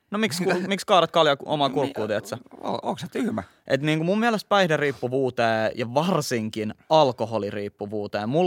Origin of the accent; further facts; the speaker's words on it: Helsinki, Uusimaa, Finland; Mä oon kasvanut Itä-Helsingissä Kontulassa, mikä on tilastollisesti yksi varmaan Helsingin niin kuin, vaikeimpia alueita tällaisessa päihteiden väärinkäytössä